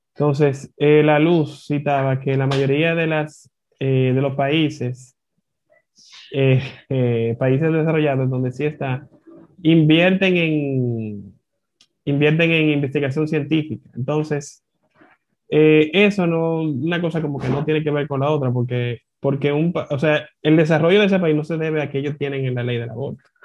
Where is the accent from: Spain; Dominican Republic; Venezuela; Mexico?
Dominican Republic; como dominicano